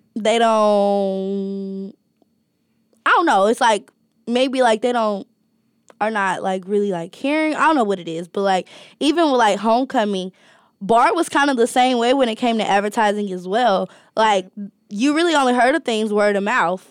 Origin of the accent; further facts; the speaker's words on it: Alabama, United States; moved away as an adult; now in Ohio, United States; I'm from Alabama